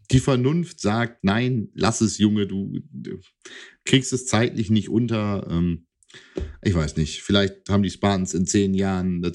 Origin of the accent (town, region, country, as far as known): East Frisia, Lower Saxony, Germany; now in Hanover, Germany